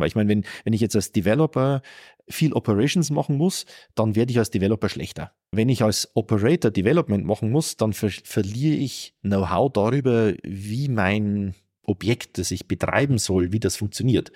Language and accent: German; Northern Bavaria, Germany; in meinem Heimatort in Nordbayern